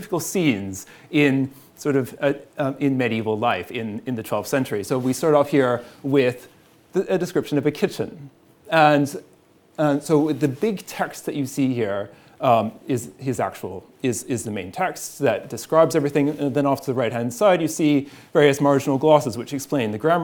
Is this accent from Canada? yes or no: yes; Canada; as a Canadian, I must work in French to every presentation